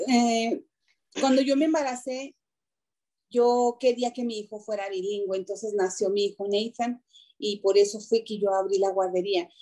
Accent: Chihuahua, Mexico; moved away as an adult; now in Denver, United States; yo nací en Chihuahua, Chihuahua, de México. Yo llegué en el 97 aquí a Denver

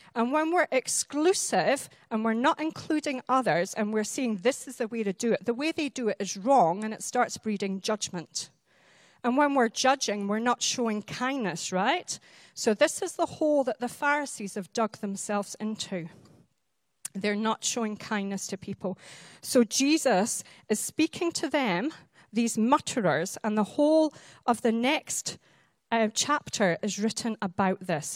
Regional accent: Highlands of Scotland, United Kingdom; I'm a Highland lass. I'm from the Highlands of Scotland.

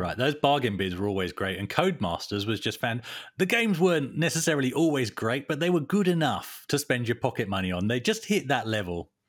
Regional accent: Tunbridge Wells, South East England, United Kingdom; my hometown, Tunbridge Wells

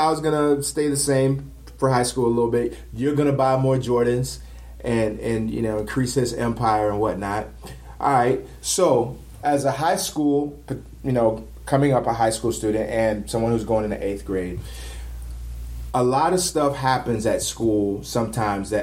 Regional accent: Florida, United States; I was born in Florida.

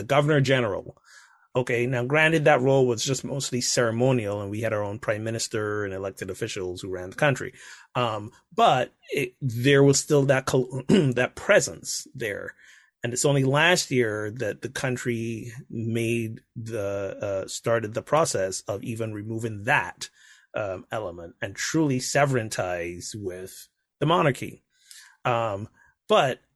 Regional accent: Barbados; I grew up in Barbados, which is like, I don't know, 97% black.

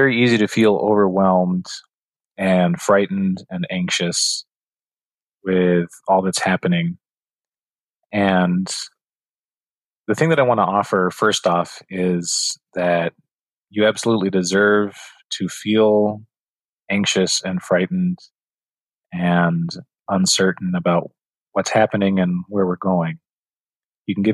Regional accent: New Mexico, United States; now in Phoenix, United States; I grew up in New Mexico with my grandparents and my parents

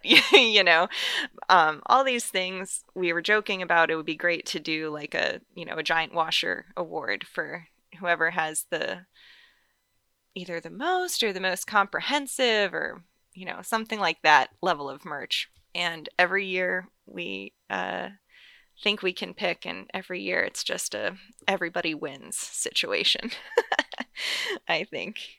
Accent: North Carolina, United States; now in Las Vegas, United States; I grew up in North Carolina, and I've lived all over the place since.

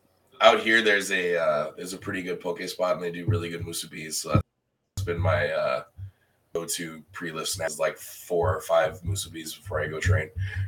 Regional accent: Kailua, Hawaii, United States; moved away as an adult; also born or lived in Grand Junction, Colorado; Yeah, I grew up in Kailua, and he lives in Hawaii Kai and Aina Haina.

